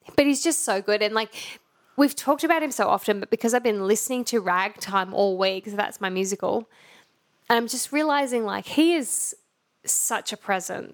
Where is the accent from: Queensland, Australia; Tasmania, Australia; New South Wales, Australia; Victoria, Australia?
Queensland, Australia; Brisbane; we grew up in Brisbane